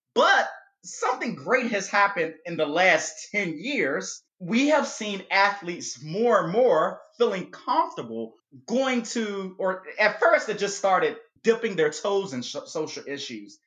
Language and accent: English; United States; a black person growing up in America when I was a kid